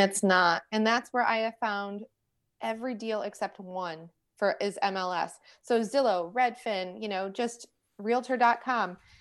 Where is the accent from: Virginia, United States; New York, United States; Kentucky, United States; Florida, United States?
New York, United States; now in Charlotte, United States; I'm from New York, so I do talk with my hands.